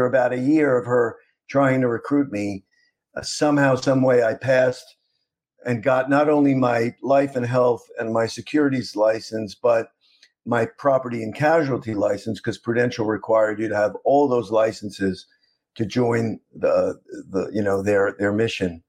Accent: New York City, New York, United States; moved away as an adult; also born or lived in Vandenberg, California / South Miami, Florida; I grew up in Queens

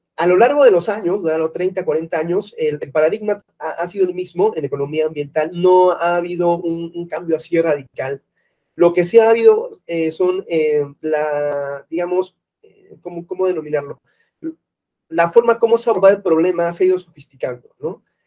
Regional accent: Peru; now in Mexico City, Mexico; Vivo acá en México, pero eh, soy de Perú

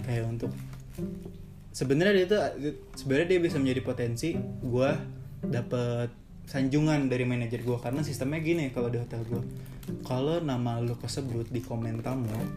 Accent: West Java, Indonesia; gue sebagai orang Sunda iya, asli ya

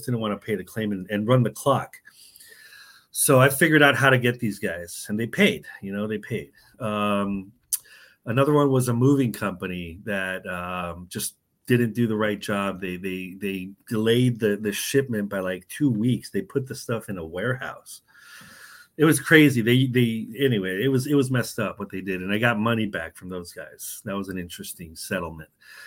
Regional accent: San Diego, California, United States; moved away as an adult; also born or lived in New York City / Mexico / Chicago; now in Tallahassee, United States; I'm originally from San Diego, grew up in California

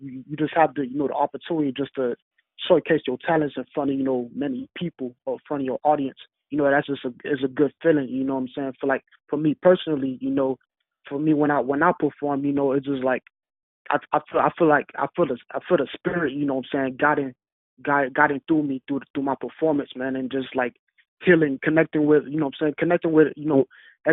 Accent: Miami, Florida, United States; Born and raised in Miami

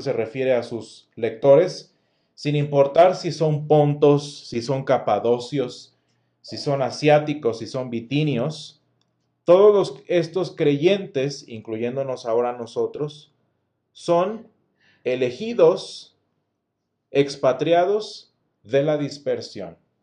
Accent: Mexico; en nuestro caso muy particular como mexicanos

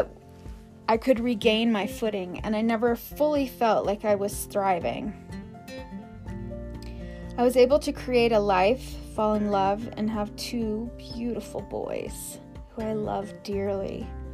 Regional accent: Aspen, Colorado, United States; since the age of 12, growing up in Aspen, Colorado, during the 80s

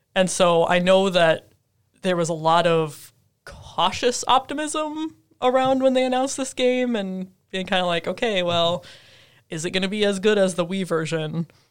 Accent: Minnesota, United States; moved away as an adult; back home in Minnesota

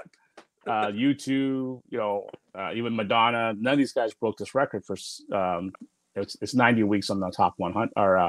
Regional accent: Toronto, Ontario, Canada; The Six, which is, you know, my hometown, Toronto.

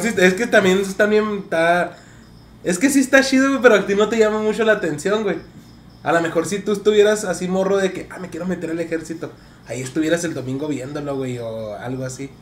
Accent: Mexico; uno como mexicano

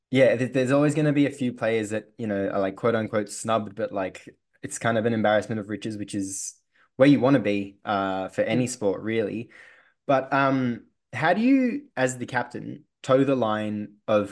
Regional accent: Australia; being an Aussie

